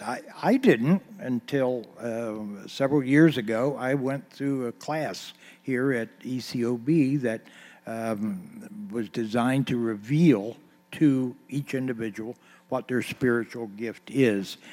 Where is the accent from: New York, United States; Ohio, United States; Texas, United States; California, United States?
Ohio, United States; Eaton; I was born on East High Street here in Eaton